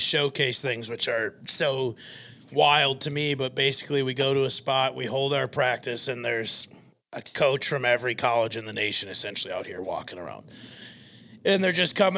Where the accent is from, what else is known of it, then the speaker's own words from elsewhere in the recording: Fairmont, Minnesota, United States; now in Phoenix, United States; I'm from Fairmont, Minnesota